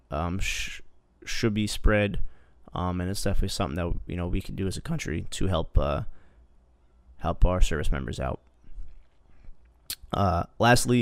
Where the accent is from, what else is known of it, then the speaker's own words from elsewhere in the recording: New Jersey, United States; I grew up in Jersey, and that's where I worked.